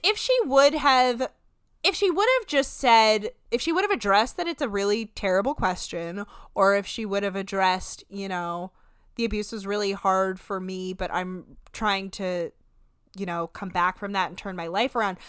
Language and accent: English; New Jersey, United States; we are from New Jersey